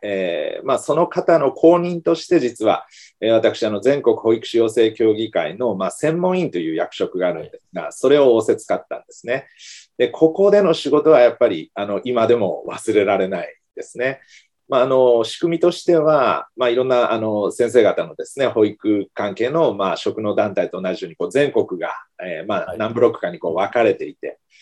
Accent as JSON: {"language": "Japanese", "region": "Kumamoto", "country": "Japan", "tie": "born or raised there", "moved": "yes", "lives_now": "Fukuoka, Japan", "said": "私の生まれ育った実家がある熊本県"}